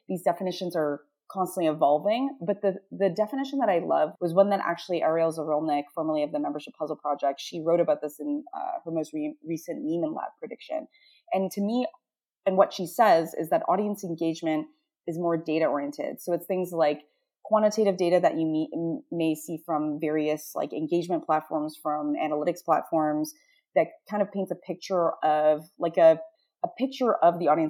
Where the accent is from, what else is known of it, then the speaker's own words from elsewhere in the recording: Toronto, Ontario, Canada; I grew up as a woman of color in an under-resourced part of Toronto. My hometown is Scarborough